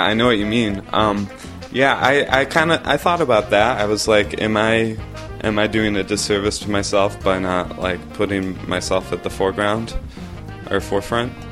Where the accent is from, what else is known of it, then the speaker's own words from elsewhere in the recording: Pittsford, New York, United States; I grew up in Rochester, New York, um, in a suburb of Rochester called Pittsford